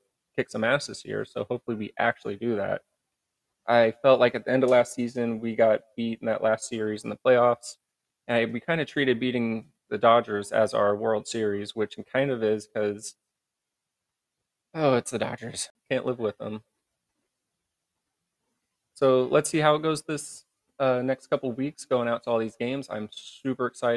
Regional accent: Midwest, United States; now in San Diego, United States; I grew up in the Midwest, all about Louisville.

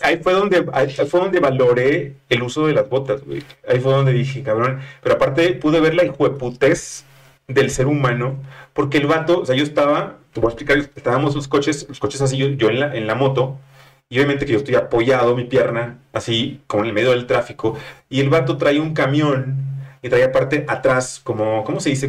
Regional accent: Monterrey, Nuevo León, Mexico; moved away as an adult; now in Mexico City, Mexico; soy regio, estaba en Monterrey

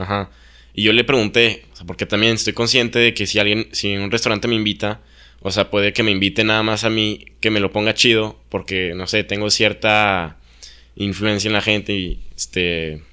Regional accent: Mexico; yo no elegí ser mexicano

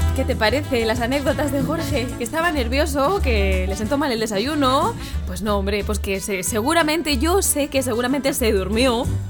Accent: Madrid, Community of Madrid, Spain; yo también soy de Madrid

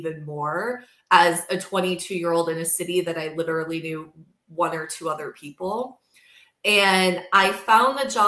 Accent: Midwest, United States; moved away as an adult; also born or lived in New York City; growing up in the Midwest

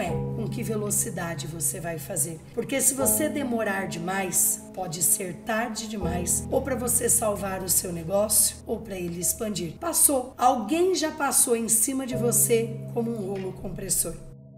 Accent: Ribeirão Preto region, São Paulo, Brazil; eu sou do interior de Ribeirão Preto ali, da região de Ribeirão Preto

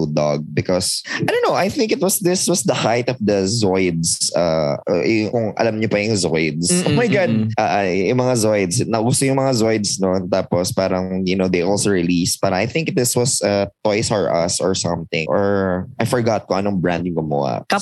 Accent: Philippines; moved away; sa amin sa province, because it was sa province

